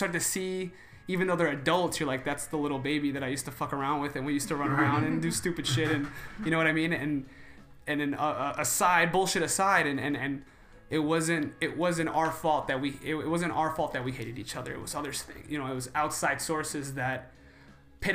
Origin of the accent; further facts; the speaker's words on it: New York, United States; I'm from New York.